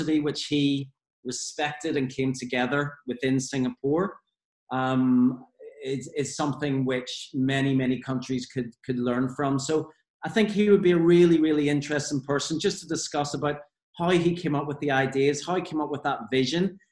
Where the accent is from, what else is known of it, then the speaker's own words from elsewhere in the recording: Belfast, Northern Ireland, United Kingdom; obviously I'm from Northern Ireland. I grew up in the, you know, I'm a 70s child, but grew up in Belfast in the 80s